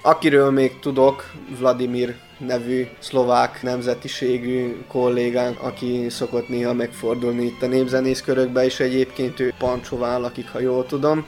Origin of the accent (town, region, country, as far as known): Bečej, Vojvodina, Serbia